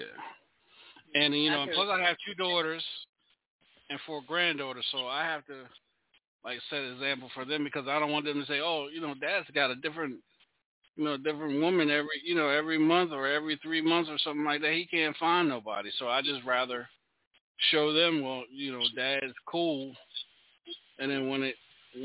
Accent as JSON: {"language": "English", "town": "Charlotte", "region": "North Carolina", "country": "United States", "moved": "yes", "lives_now": "Louisiana, United States", "said": "I'm not from Louisiana. I'm from Charlotte. I'm from North Carolina."}